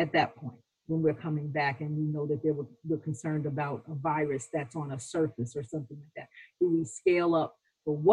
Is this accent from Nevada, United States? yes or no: no; New York, United States; I'm a New Yorker